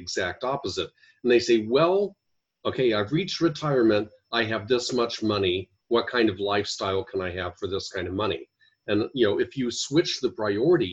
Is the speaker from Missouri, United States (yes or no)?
no; Ohio, United States; moved away as an adult; also born or lived in Washington, D.C.; now in Chandler, Arizona, United States; I'm originally from Ohio, and where we had snow